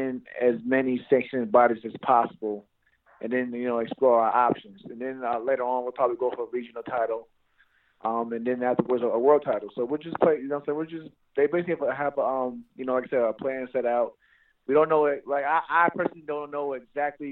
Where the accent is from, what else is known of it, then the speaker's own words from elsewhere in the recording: New York, United States; I'm from New York